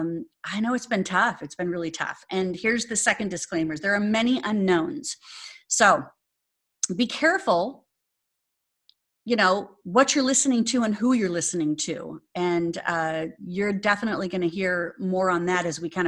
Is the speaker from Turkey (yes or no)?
no; Phoenix, Arizona, United States; moved away; Phoenix, yay, my hometown, Arizona